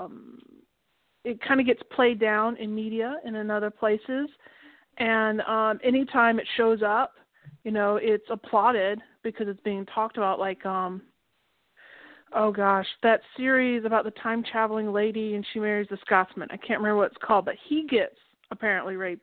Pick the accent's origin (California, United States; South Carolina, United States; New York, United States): South Carolina, United States; South Carolina Lowcountry, United States; I'm from the South